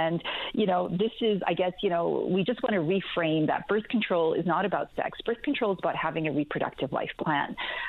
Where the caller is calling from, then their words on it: Calgary, Alberta, Canada; Yeah, it's a bit early here. I'm calling from Calgary, Alberta.